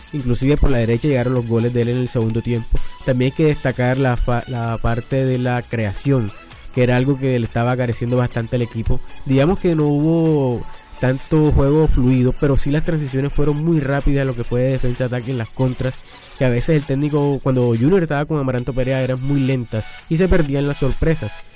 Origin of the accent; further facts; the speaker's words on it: Barranquilla, Atlántico, Colombia; como colombianos, como barranquilleros